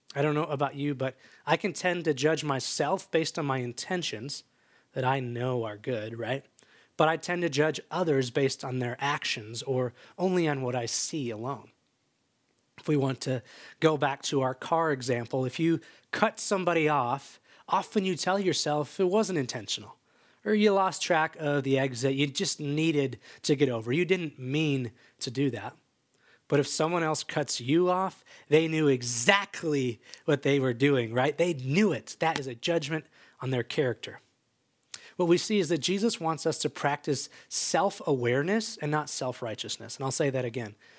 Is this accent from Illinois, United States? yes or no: yes; just outside Chicago, Illinois, United States; now in Bend, United States; I grew up just outside Chicago as the youngest of three boys